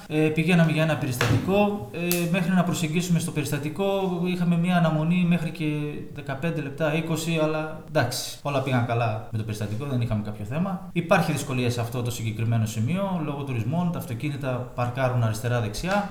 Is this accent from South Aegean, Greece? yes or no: no; Karditsa, Thessaly, Greece; moved away as an adult; also born or lived in Athens, Greece; now in Tinos, Greece; είμαι από Καρδίτσα συγκεκριμένα. Έχουμε έρθει στο νησί το 2010